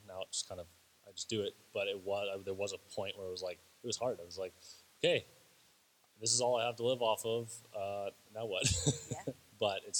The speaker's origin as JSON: {"language": "English", "country": "Canada", "said": "we're missionaries here from Canada, and we don't make a paycheck."}